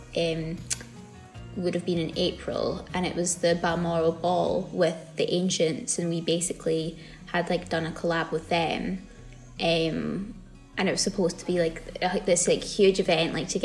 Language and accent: English; Glasgow, Scotland, United Kingdom; moved away as an adult; now in Edinburgh, United Kingdom; I'm just from Glasgow, so nowhere exotic